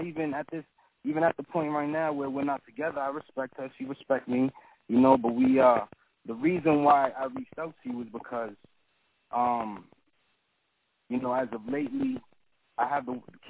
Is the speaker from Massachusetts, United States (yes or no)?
yes; Boston, Massachusetts, United States; you know, I'm from Boston, so it's kind of rent, the rent is high.